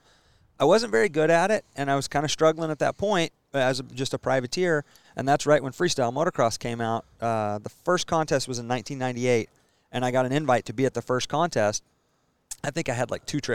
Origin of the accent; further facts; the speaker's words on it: Stillwater, Oklahoma, United States; Born and raised in Stillwater.